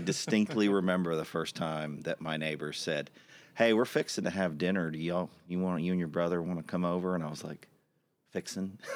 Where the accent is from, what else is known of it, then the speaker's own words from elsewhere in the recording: Austin, Texas, United States; I was born in 1974 at Seton Hospital here in Austin